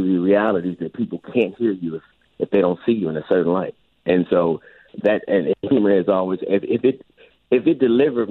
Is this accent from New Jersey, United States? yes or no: no; Los Angeles, California, United States; I grew up in Los Angeles